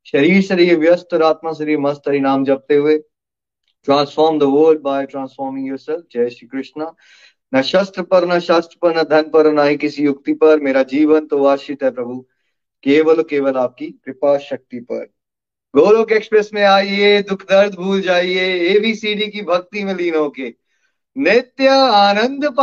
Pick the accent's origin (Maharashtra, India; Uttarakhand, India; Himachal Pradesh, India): Himachal Pradesh, India; Chamba; also born or lived in Australia; 1981 में मैं चंबा हिमाचल प्रदेश में बड़ा हुआ था गुड मिडिल क्लास फैमिली और फिर खुशी की तलाश में पढ़ाई के लिए चंडीगढ़ मणिपाल ऑस्ट्रेलिया ऐसा होता रहा मेरे साथ